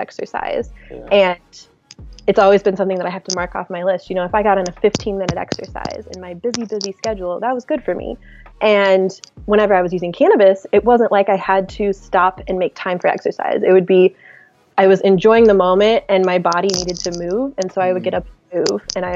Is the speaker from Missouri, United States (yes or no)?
yes; Missouri, United States; I grew up in Missouri, very conservative Midwest type of lifestyle.